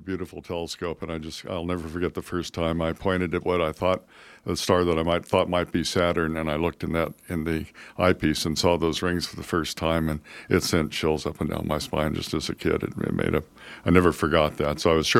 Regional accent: Carmel Valley, California, United States; Well, all over, but mainly in California. I'm a California boy. I was born in Carmel Valley.

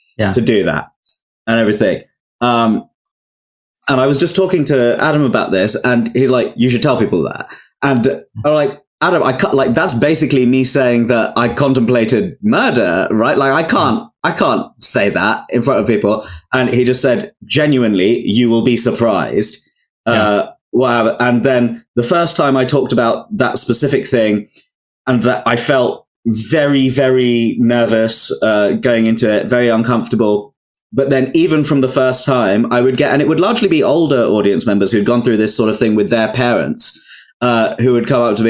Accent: London, United Kingdom; I grew up in Wembley in Northwest London, which was such a like multicultural but predominantly Indian area of London

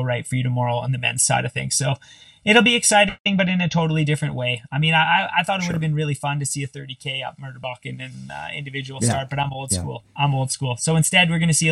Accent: Canada; I'm Canadian

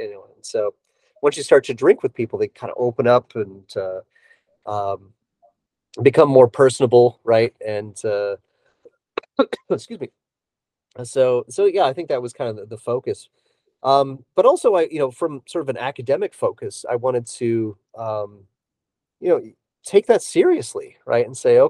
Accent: Davenport, Iowa, United States; I grew up in Davenport, Iowa, which is right along the Mississippi River.

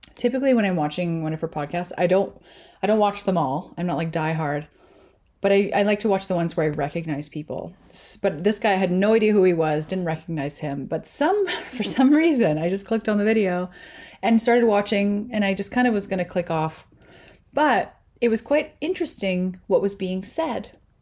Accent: Canada; I'm Canadian

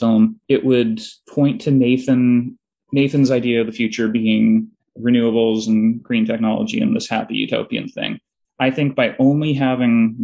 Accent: Toronto, Ontario, Canada; I'm from Toronto

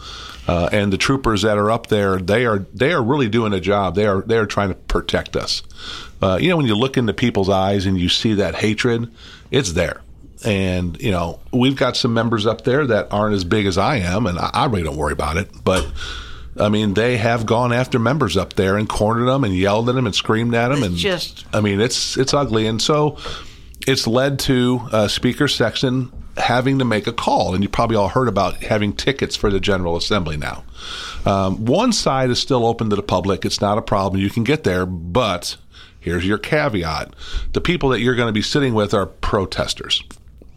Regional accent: St. Louis, Missouri, United States; moved away as an adult; also born or lived in Madison, Wisconsin / Atlanta; now in Nashville, United States; When I was growing up, I grew up in St. Louis, and we had snow

